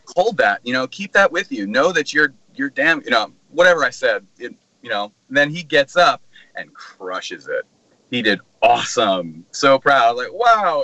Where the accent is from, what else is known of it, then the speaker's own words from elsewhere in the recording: Milpitas, California, United States; I'm from Milpitas, California